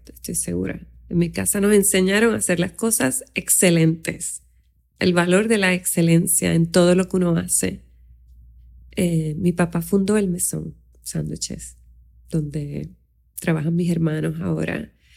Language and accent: Spanish; Aguadilla, Puerto Rico; now in San Juan metropolitan area, Puerto Rico; yo nací en Aguadilla, en un pueblo pequeño